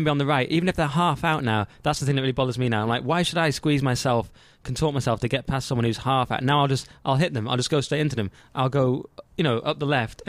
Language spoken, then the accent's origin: English; London, United Kingdom; as a Londoner